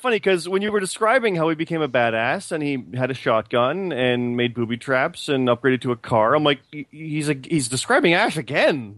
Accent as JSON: {"language": "English", "country": "Canada", "said": "I'm also Canadian"}